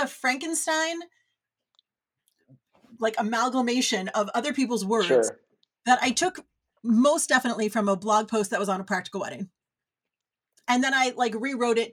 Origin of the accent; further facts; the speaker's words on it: New York, United States; now in Los Angeles, United States; I'm from New York